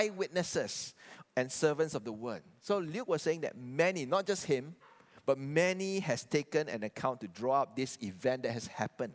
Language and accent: English; Kuching, Sarawak, Malaysia; I was raised and born in Kuching.